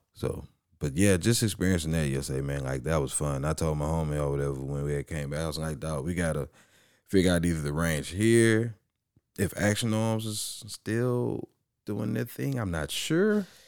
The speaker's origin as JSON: {"language": "English", "town": "Orange", "region": "Texas", "country": "United States", "tie": "born or raised there", "said": "Growing up in Orange"}